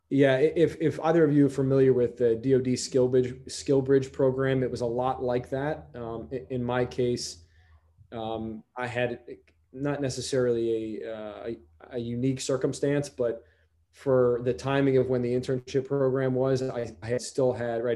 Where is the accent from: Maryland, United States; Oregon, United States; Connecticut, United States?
Connecticut, United States; Stamford; moved away as an adult; I'm originally from Stamford, Connecticut